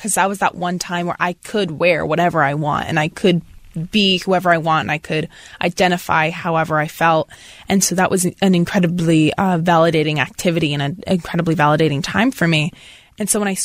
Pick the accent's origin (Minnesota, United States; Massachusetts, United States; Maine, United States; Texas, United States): Maine, United States; Portland; moved away; I'm from Maine.